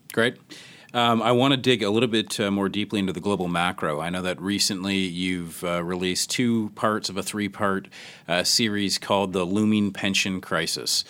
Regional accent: Canada; I'm Canadian

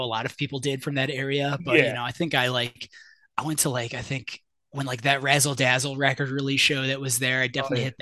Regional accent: Shelby Township, Michigan, United States; moved away as an adult; now in McKinney, United States; I grew up in Shelby Township, which is, you know, north of Detroit

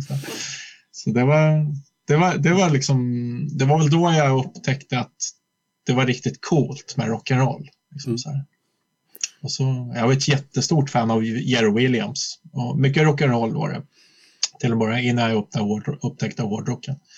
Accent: Flen, Södermanland, Sweden; moved away as an adult; also born or lived in Gnesta; now in Stockholm, Sweden; jag född i Stockholm egentligen, men sen växte jag upp mycket i Flen ute på landet

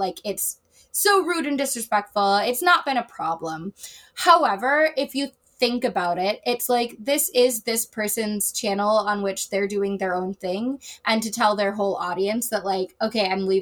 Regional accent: Chicago, Illinois, United States; I am a Taurus from Chicago

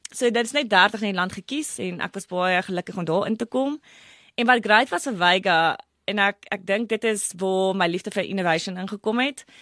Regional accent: Brits, North West, South Africa; ek het groot geword in Brits voor 'n baie klein dorpie

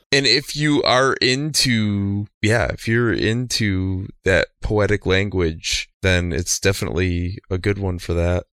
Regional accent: Bay City, Michigan, United States; Bay City is my hometown and where I currently

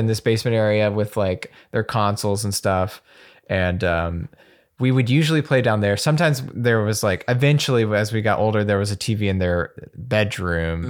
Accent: Birmingham, Alabama, United States; I'm from Alabama, from Birmingham

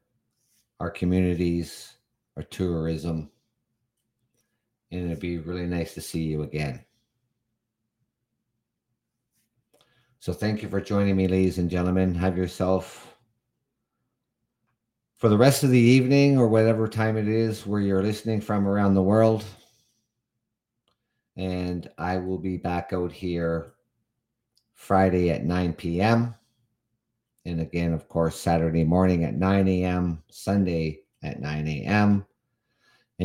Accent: Canada; as a Canadian

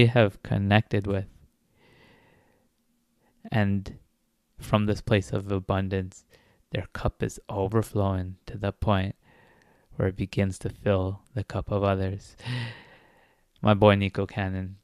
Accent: Toronto, Ontario, Canada; I'm also from Toronto

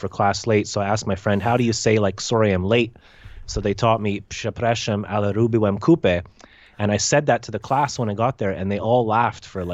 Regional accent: Canada; I'm Canadian.

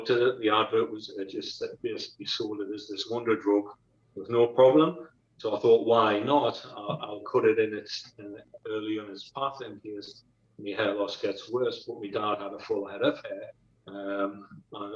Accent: North East England, United Kingdom; I grew up in the northeast of England with mom and dad.

